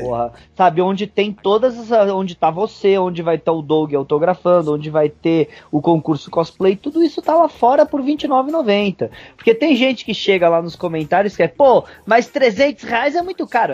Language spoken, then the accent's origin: Portuguese; São Paulo, Brazil; eu sou paulistano, mas paulistano, velho, é muito fresco, velho.